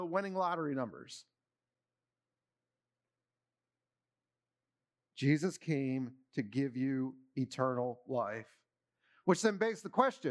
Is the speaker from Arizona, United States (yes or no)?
no; Maryland, United States; As I was growing up in Maryland, I started to become a baseball fan, you know, 8, 9, 10 years old